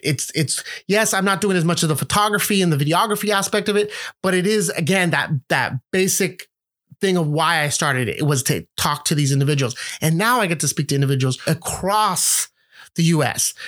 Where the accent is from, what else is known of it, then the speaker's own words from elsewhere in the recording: San Francisco, California, United States; also born or lived in Los Angeles; I was born and raised in San Francisco